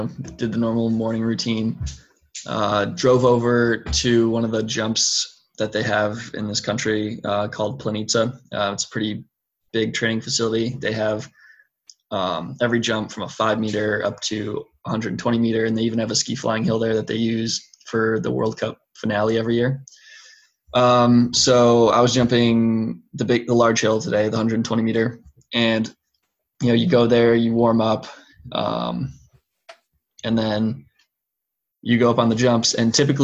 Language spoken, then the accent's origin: English; United States; being American